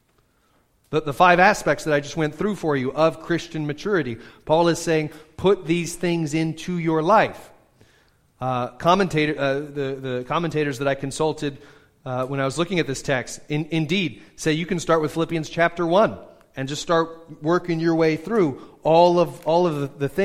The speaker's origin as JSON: {"language": "English", "country": "United States", "said": "we're such American radical individualists"}